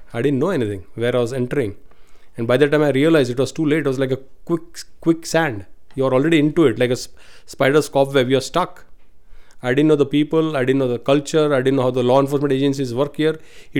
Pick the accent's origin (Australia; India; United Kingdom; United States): India; English is a second language; We didn't have much money, but we were happy. So my life in India was pretty straightforward, and it was a dream for every Indian even